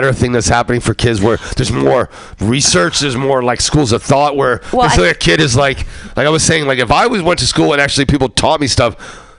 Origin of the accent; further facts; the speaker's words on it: East Coast, United States; I grew up on East Coast where this guy had this guitar player who was trying to teach me bass.